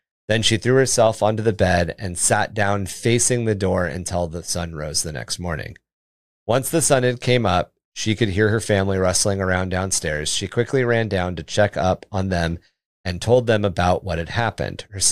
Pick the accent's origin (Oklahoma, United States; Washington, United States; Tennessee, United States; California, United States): Washington, United States; moved away; I grew up in Washington State